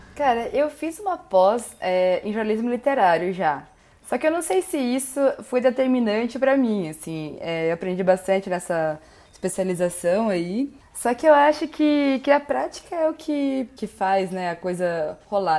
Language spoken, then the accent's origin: Portuguese; Marília, São Paulo, Brazil; moved away as an adult; also born or lived in Curitiba, Brazil; now in Brasília, Brazil; eu saí de Marília e fui para Curitiba